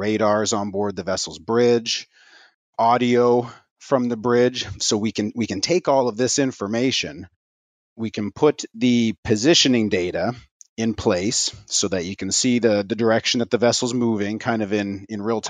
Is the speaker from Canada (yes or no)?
yes; Canada; also born or lived in St. John's, Newfoundland; I'm a merchant mariner. I'm a Canadian. So I went to school in St. John's, Newfoundland